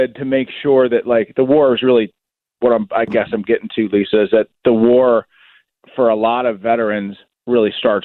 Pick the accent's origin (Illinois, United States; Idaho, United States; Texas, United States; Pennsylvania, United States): Pennsylvania, United States; Pittsburgh; I'm from Pittsburgh.